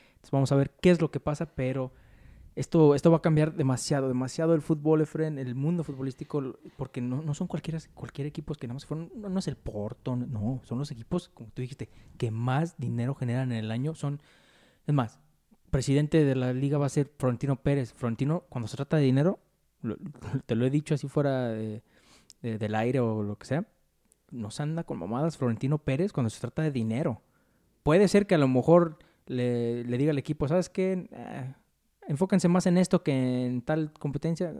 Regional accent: Mexico; como mexicano

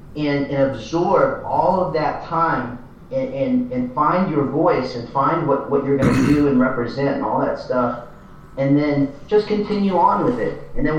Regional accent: the Bible Belt, United States; I grew up here in the Bible Belt

